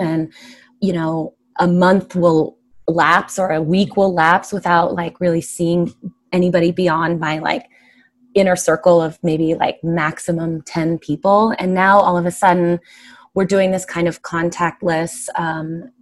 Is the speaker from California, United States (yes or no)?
yes; San Diego, California, United States; now in New York City, United States; I'm from San Diego